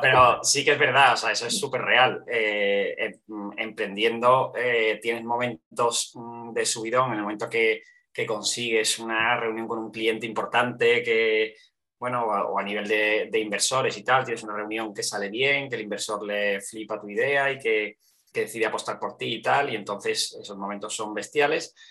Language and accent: Spanish; Seville, Andalusia, Spain; also born or lived in Barcelona; now in Madrid, Spain; vengo de Sevilla, vivo en Madrid, he vivido en, diferentes sitios, en, en, Barcelona también mucho tiempo